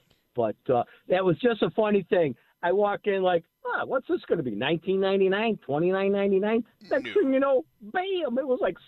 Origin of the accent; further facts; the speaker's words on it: Buffalo, New York, United States; now in Cheektowaga, United States; So, of course, I was from Riverside.